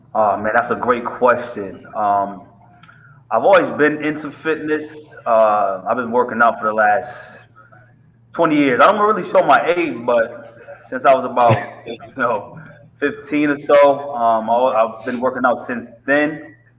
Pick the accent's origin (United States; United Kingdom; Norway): United States; Middletown, Connecticut; also born or lived in Hartford, Connecticut; I grew up from Middletown, Connecticut. Um, I was born in Hartford.